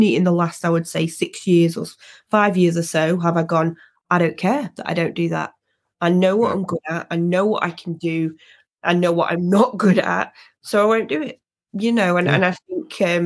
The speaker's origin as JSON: {"language": "English", "region": "England", "country": "United Kingdom", "said": "as a Brit, as somebody from Britain and English especially"}